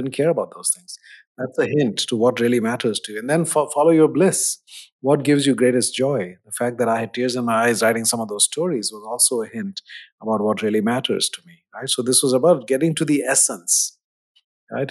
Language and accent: English; India; moved away; growing up in India in the seventies